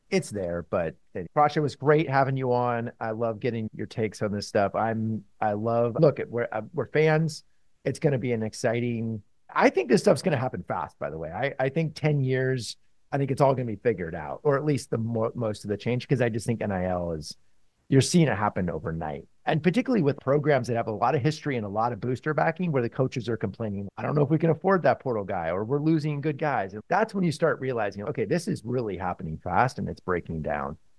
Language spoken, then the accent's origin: English; Palo Alto, California, United States; I grew up a Stanford fan gr-, growing up in Palo Alto